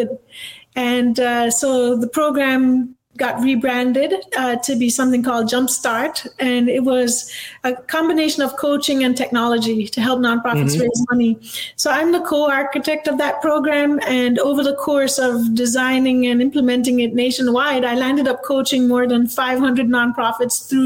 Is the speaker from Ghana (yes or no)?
no; Jamaica; moved away as an adult; now in United States; I grew up in Jamaica